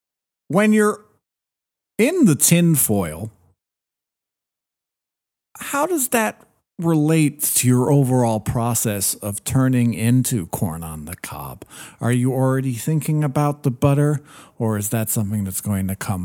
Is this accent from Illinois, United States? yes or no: yes; Illinois, United States; You know, I grew up around corn. I'm from Illinois.